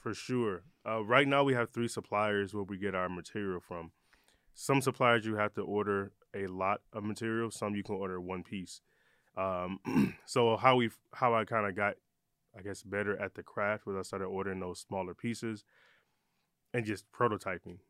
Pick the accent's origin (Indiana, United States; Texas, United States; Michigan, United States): Michigan, United States; Detroit; also born or lived in Ypsilanti, Michigan; I love saying I'm from Detroit because I lived there. I I grew up there when I was younger, but I moved around a lot